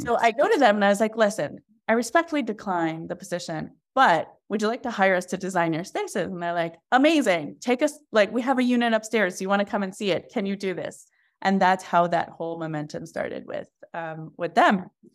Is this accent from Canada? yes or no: yes; Montreal, Quebec, Canada; I'm from Montreal